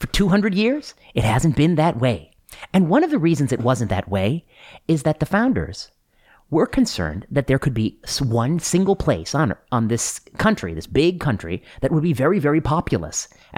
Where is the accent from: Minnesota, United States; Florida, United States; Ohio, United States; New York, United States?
Ohio, United States; Cleveland; born there; also born or lived in Pennsylvania / Michigan / Indiana; I was born in Ohio, just outside of Cleveland. And I have lived in Pennsylvania, Ohio, Michigan, and Indiana. Those are the states I've lived in.